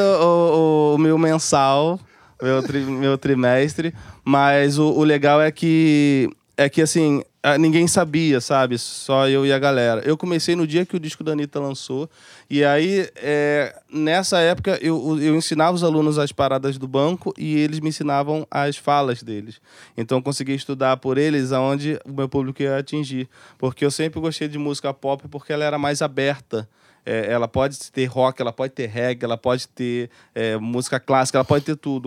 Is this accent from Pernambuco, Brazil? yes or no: no; Rio de Janeiro, Brazil; eu sou de Bangu, eu sou de, de comunidade.